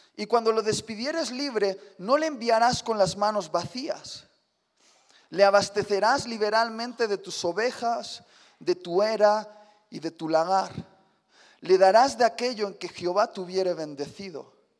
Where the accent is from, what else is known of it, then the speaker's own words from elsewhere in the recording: Spain; Sí, soy español